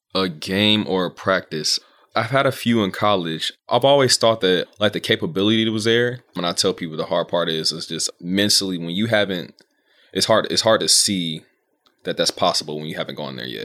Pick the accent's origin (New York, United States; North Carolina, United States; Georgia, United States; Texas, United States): Georgia, United States; moved away; I'm from Georgia.